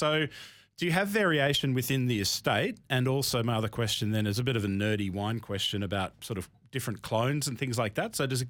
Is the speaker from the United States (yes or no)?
no; Australia; as an Australian